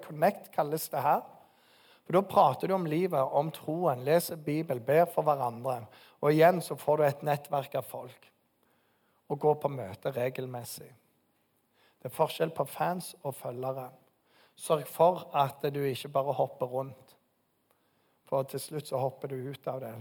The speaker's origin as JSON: {"language": "Norwegian", "town": "Bryne", "region": "Rogaland", "country": "Norway", "moved": "yes", "said": "Bryne, der jeg kommer fra."}